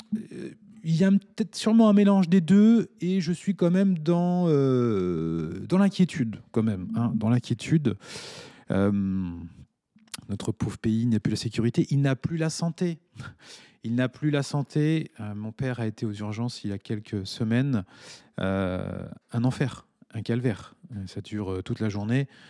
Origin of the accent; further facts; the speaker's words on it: France; now in Mauritius; je suis français